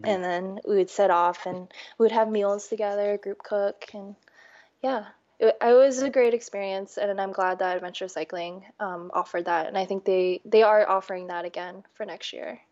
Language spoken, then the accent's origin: English; D.C., East Coast, United States; also born or lived in New York; now in Portland, United States; I grew up on the East Coast, right outside of Washington, D.C.